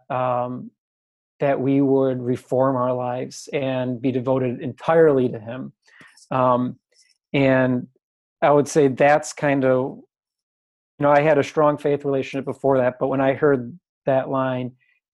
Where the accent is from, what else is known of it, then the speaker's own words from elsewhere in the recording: Michigan, United States; born and raised in Michigan area